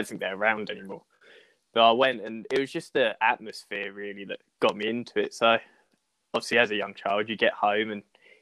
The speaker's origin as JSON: {"language": "English", "town": "Harwich", "region": "East of England", "country": "United Kingdom", "tie": "born or raised there", "said": "my hometown of Harwich"}